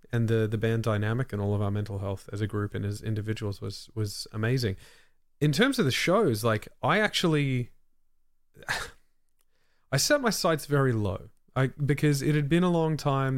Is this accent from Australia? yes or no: yes; Australia; as an Australian